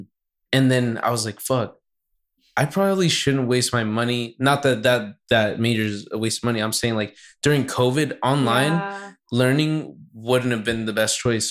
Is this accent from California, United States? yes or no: yes; Santa Barbara, California, United States; I'm from Santa Barbara